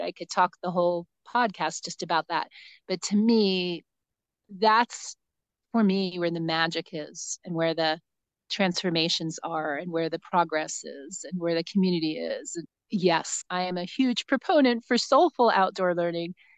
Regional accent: New Jersey, United States; now in New Mexico, United States; I grew up in New Jersey

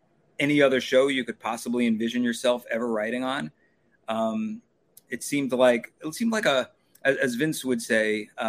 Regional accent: Long Island, New York, United States; moved away as an adult; I'm from New York. I'm from Long Island. I kind of was a little homesick anyway.

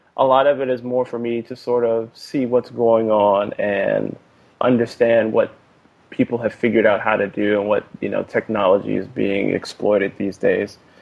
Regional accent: Fort Washington, Maryland, United States; now in Oakland, United States; spent most of my life in Fort Washington, Maryland

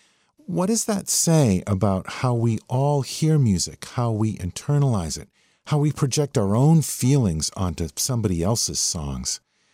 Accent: Massachusetts, United States; But I grew up in Massachusetts, and I was heading into the seventh grade when this album came out in August of 76.

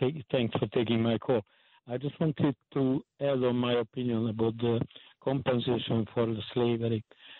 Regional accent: Hungary; English is a second language; now in Brooklyn, United States; I am from Hungary.

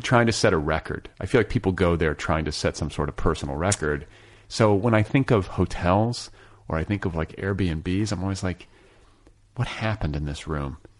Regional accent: Indianapolis, Indiana, United States; where I grew up in Indianapolis

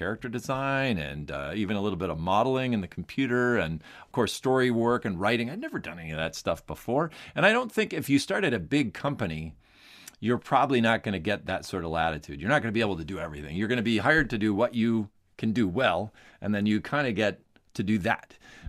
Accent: Minnesota, United States; I grew up in Minnesota. We had relatives that lived near Anaheim. So we would drive across the country and go to Disneyland.

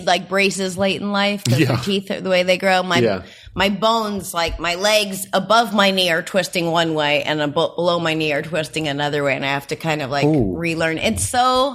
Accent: New Hampshire, United States; I grew up in New Hampshire

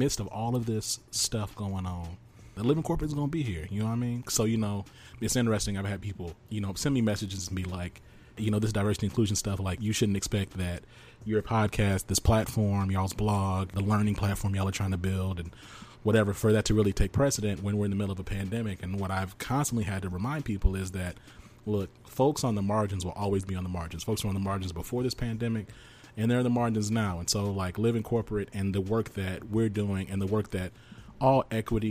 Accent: the South, United States; I'm from the South

